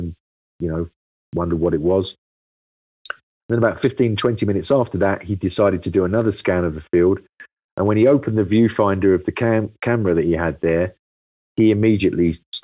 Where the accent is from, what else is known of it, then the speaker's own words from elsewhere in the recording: London, United Kingdom; I come from London